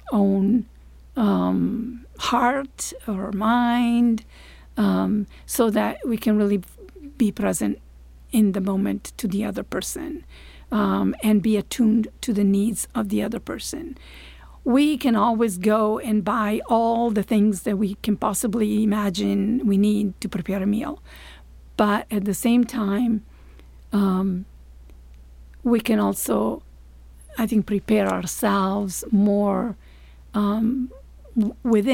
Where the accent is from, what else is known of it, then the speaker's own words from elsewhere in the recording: Italy; English is a second language; moved away as an adult; also born or lived in Maine / Florida; now in United States; Italy, which is my home country, where I come from.